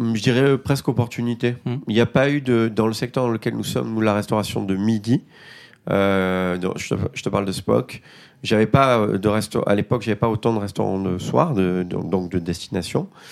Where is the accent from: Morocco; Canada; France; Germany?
France; Marseille, Provence-Alpes-Côte d'Azur; Je viens des quartiers nord de Marseille